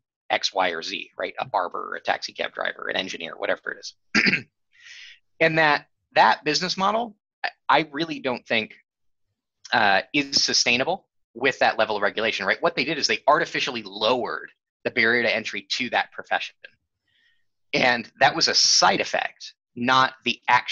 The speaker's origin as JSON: {"language": "English", "region": "California", "country": "United States", "tie": "born or raised there", "moved": "yes", "said": "I grew up in California, most of my family's in California"}